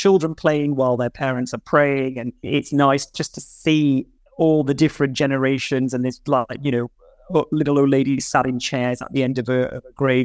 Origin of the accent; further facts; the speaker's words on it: Bradford, Yorkshire and the Humber, United Kingdom; I grew up in Bradford